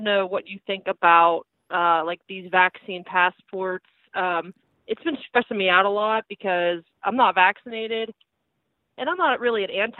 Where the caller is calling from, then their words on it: Pennsylvania, United States; I'm calling from Pennsylvania